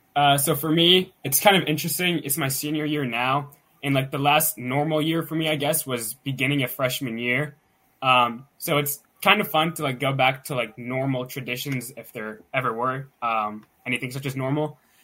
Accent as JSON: {"language": "English", "town": "Pittsburgh", "region": "Pennsylvania", "country": "United States", "said": "I'm from the Pittsburgh, Pennsylvania area"}